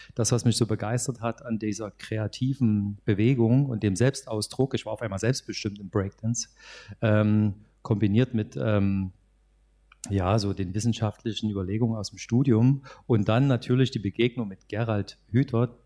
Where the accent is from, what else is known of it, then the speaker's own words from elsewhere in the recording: Saxony, Germany; bei uns in Sachsen